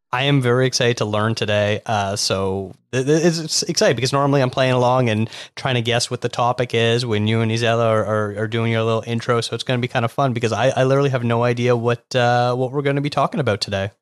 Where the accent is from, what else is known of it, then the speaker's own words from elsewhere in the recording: Toronto, Ontario, Canada; now in Vancouver, Canada; Well, I'm from Toronto, so the greater Toronto area, I've been all over there